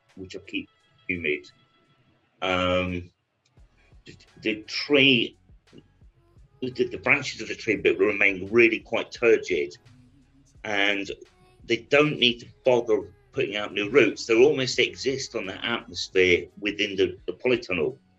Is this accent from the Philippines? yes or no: no; United Kingdom; I'm British